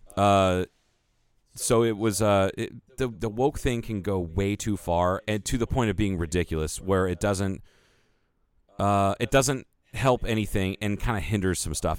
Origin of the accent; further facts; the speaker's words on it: United States; we're white dudes in, that were born and raised in the United States